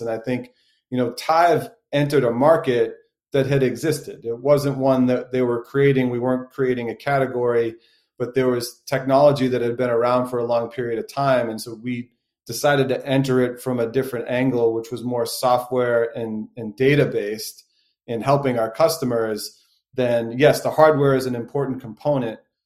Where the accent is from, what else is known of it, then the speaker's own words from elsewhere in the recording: Boston, Massachusetts, United States; I'm a born and raised Bostonian